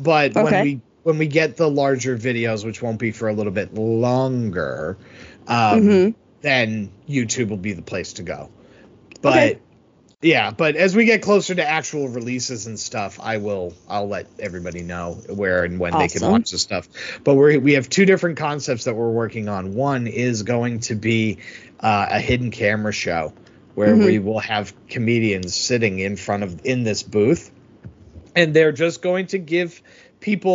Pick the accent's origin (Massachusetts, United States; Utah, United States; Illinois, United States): Massachusetts, United States; outside of Boston; you grow up living right outside of Boston like I did.